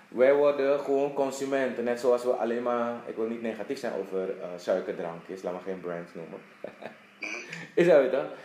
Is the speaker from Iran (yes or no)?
no; Suriname; moved away as an adult; also born or lived in Netherlands / Dublin, Ireland; now in Curaçao; ik ben geboren getogen in Suriname.